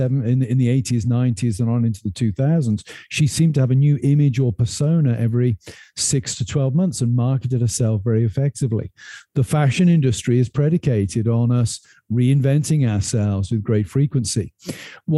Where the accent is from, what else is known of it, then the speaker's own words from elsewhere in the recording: United Kingdom; moved away as an adult; now in United States; I've come to America and been a very different person than I would have been if I'd stayed in the United Kingdom